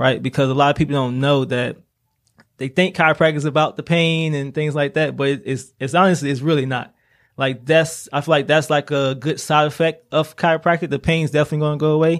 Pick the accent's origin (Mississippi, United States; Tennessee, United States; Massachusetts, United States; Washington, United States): Mississippi, United States; Laurel; moved away as an adult; also born or lived in Atlanta, Georgia; now in Greenville, United States; I'm originally from Laura, Mississippi